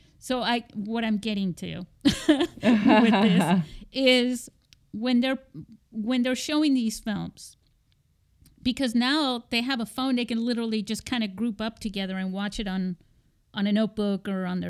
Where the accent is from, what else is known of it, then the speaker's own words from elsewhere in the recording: Spain; Because, you know, when I was growing up in Spain...